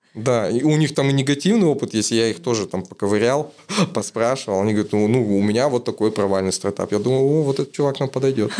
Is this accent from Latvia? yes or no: no; Kazakhstan; из Казахстана